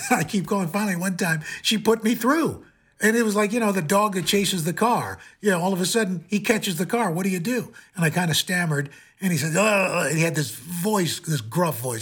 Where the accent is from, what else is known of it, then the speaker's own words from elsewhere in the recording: New York City, New York, United States; also born or lived in Cleveland; I'm a kid from Queens